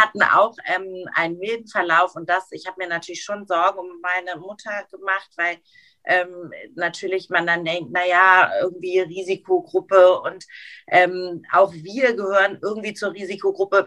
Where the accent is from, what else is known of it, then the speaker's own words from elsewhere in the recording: Hamburg, Germany; moved away as an adult; now in Frankfurt, Germany; meine Heimatstadt Hamburg